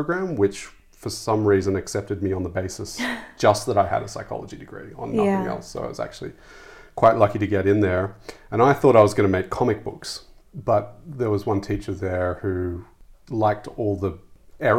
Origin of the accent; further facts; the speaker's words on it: Sydney, New South Wales, Australia; moved away; I grew up in Sydney, in the suburbs of Sydney